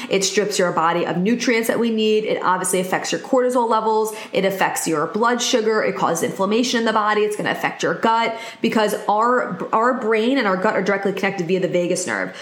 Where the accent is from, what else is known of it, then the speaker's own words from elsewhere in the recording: New York, United States; I'm specifically from New York